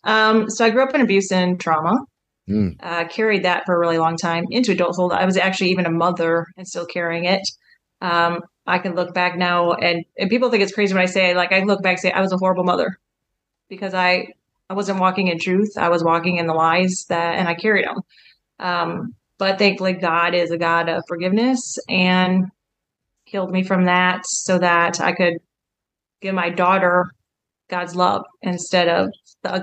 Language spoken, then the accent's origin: English; Wisconsin, United States; now in Kansas, United States; I grew up in Wisconsin, actually, okay. In the cold